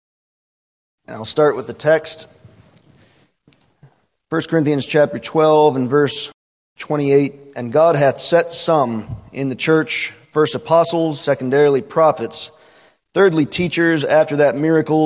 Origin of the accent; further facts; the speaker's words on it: Great Black Swamp, east of Toledo, Ohio, United States; raised 10 miles east of here in the German Black Swamp